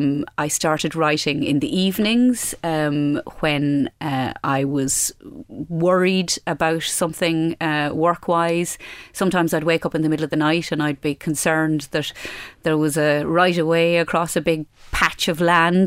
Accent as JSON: {"language": "English", "region": "Midlands", "country": "Ireland", "said": "I came from a very inland county and I came from the Midlands"}